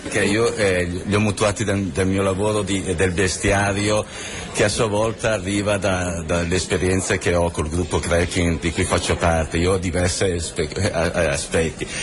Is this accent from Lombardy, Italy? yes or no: yes; Bergamo, Lombardy, Italy; noi siamo di Bergamo